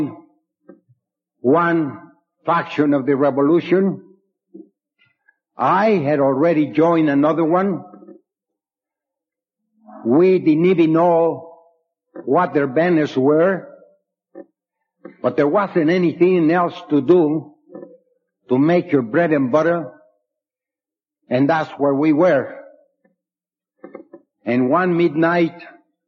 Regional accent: Mexico; also born or lived in San Antonio / Youngstown; now in Cleveland, United States; I was born in Mexico. I was raised there

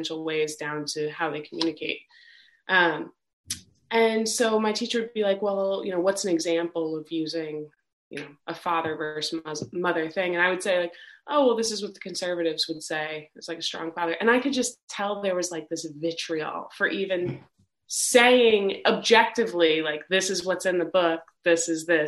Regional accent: New York, United States; growing up in New York State at the time I was in high school

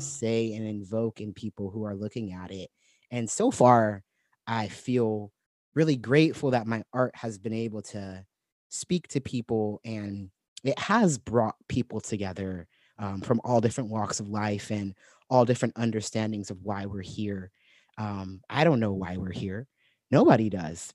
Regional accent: Santa Barbara, California, United States; moved away as an adult; also born or lived in Portland; I was living in my hometown, Santa Barbara

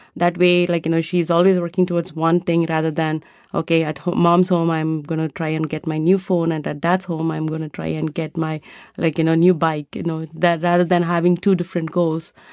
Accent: India; moved away; I grew up in India and I was a classical dancer going, growing up

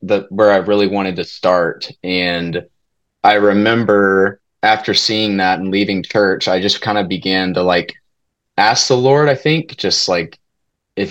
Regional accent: Keller, Texas, United States; also born or lived in Fort Worth, Texas / Abilene, Texas; I was born in Fort Worth and I grew up in Keller, went to Keller schools pretty much my whole life

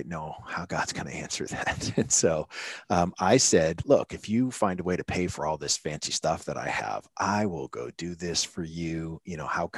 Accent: New Hampshire, United States; moved away as an adult; also born or lived in Florida; I was born and raised in New Hampshire, so it's a little different up Northeast.

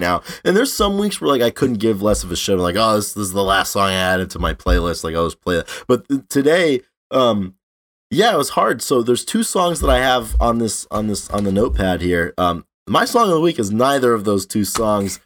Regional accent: North Providence, Rhode Island, United States; in North Providence, my hometown

